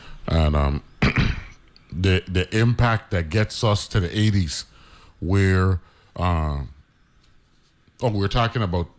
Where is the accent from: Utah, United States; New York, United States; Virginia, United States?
New York, United States; now in St. Croix, US Virgin Islands; Of course, everybody on the station knows that I was born in New York. You know what I'm saying? A part of that migration of Virgin Islanders who were born in New York.